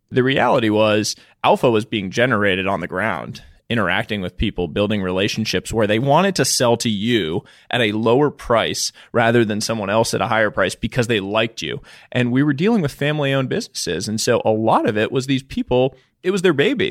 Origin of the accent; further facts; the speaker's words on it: Boston, Massachusetts, United States; also born or lived in New York; I, um, grew up in the Boston area. I was born in New York.